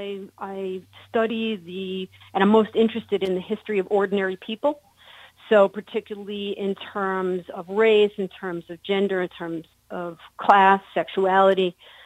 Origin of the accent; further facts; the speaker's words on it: New York City, New York, United States; moved away as an adult; also born or lived in Tucson, Arizona; now in upstate New York, United States; I grew up in Queens